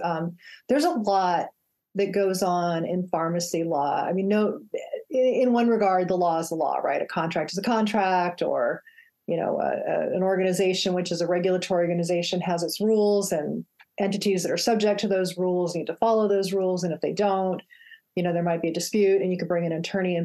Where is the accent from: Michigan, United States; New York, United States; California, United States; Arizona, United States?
Arizona, United States; Phoenix; my hometown of Phoenix, Arizona